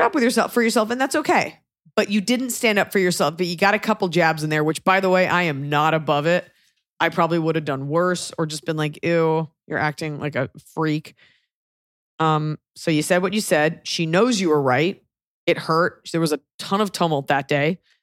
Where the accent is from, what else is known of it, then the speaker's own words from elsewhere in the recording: United States; as an American